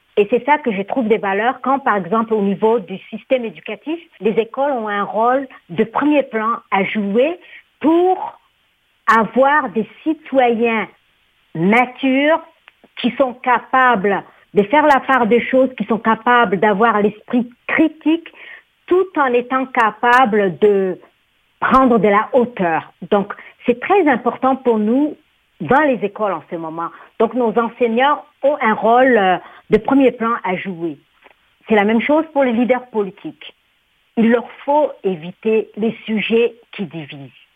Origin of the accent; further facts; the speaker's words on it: Djibouti; now in Canada; dans mon pays d'origine, Djibouti